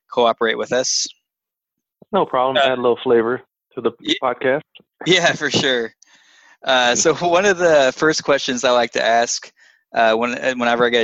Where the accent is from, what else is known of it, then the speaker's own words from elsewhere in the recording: Milwaukee, Wisconsin, United States; No, actually, I grew up in Milwaukee.